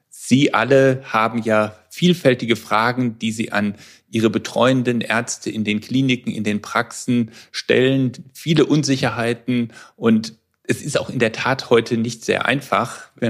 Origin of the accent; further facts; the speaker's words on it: Frankfurt, Hesse, Germany; Ich komme aus Frankfurt und beschäftige mich seit vielen Jahren mit chronisch entzündlichen Darmerkrankungen.